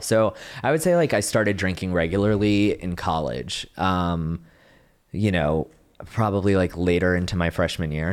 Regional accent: Dallas-Fort Worth area, Texas, United States; the middle child from Texas, like, Dallas, Fort Worth area

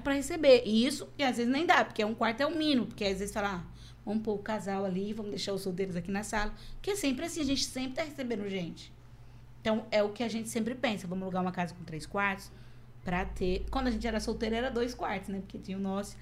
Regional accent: Brazil; moved away as an adult; now in Burkina Faso; eu enxergo o mundo como uma brasileira

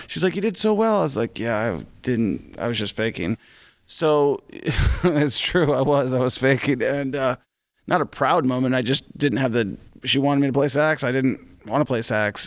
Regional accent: Washington, United States; my home state of Washington

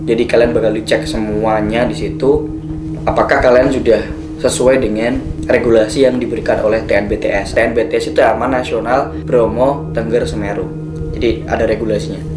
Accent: Surakarta, Central Java, Indonesia; Aku datang dari kotaku, dari kota Solo, berdua, hanya dua orang

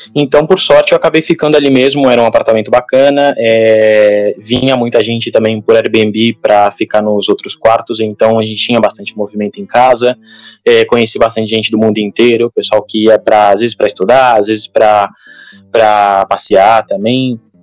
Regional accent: Santos, São Paulo, Brazil; moved away as an adult; now in Barcelona, Spain; sou de Santos, na verdade. É, fui para São Paulo para para estudar e depois eu fiquei trabalhando

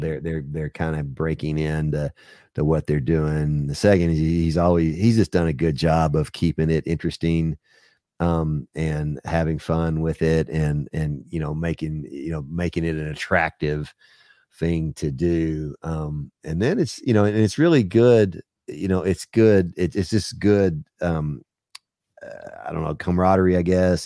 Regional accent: Texas, United States; now in Knoxville, United States; I grew up in Texas

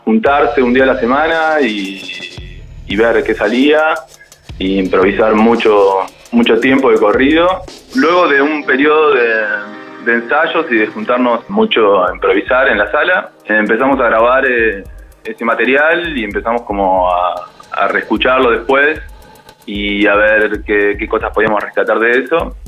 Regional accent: Bahía Blanca, Buenos Aires Province, Argentina; moved away as an adult; now in Buenos Aires, Argentina; somos todos de allá, de Bahía Blanca. Estamos viviendo acá en Buenos Aires

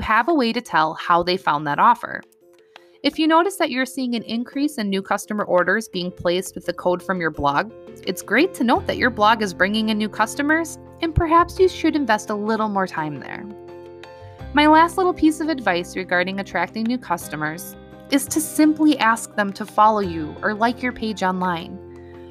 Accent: Wisconsin, United States; So in my hometown, I shop at a local grocery store

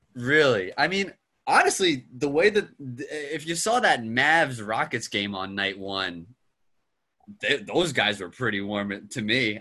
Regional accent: Cheltenham, Pennsylvania, United States; moved away as an adult; I'm from Cheltenham, Pennsylvania. Went to Cheltenham High School

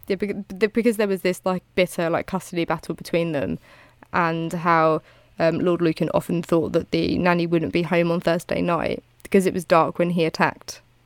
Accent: United Kingdom; I'm British.

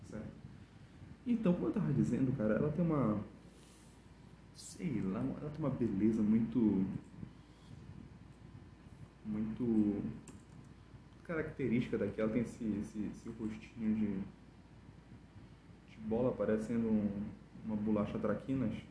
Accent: Belém, Pará, Brazil; born there; ela tem cara daqui que nasceu aqui em Belém e eu nasci aqui em Belém, né?

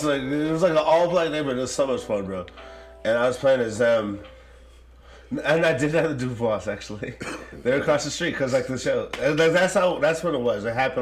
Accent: Japan; born there; The listener may know this, but I was born in Japan and we had Sim City on our fucking Nintendo.

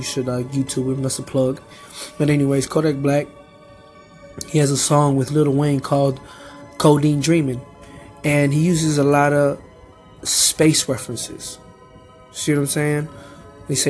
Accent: Peru; I'm from Peru.

